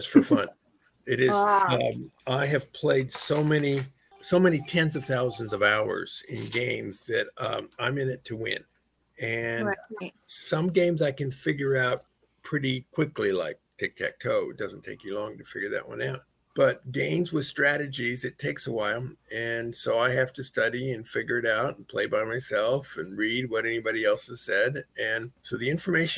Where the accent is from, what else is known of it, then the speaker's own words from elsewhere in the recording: Los Angeles, California, United States; also born or lived in Gardena / Torrance; I grew up in Greater Los Angeles and Gardena to start with and Torrance